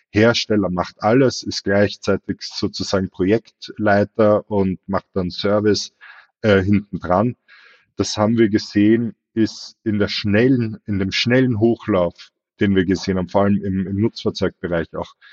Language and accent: German; Austria; ich selber, wie man es vielleicht hört, bin Österreicher, habe aber in Deutschland meine e begonnen